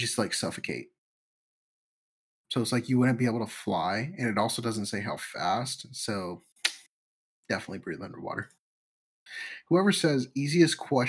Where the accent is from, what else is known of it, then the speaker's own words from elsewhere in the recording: United States; We're American